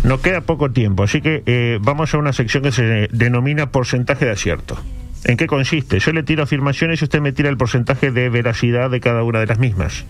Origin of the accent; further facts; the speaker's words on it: Uruguay; somos uruguayos